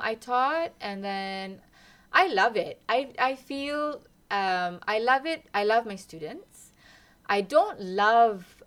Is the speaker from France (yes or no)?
no; Malaysia; moved away as an adult; now in Lund, Sweden; I am from Malaysia. I came here 20 years ago, exactly.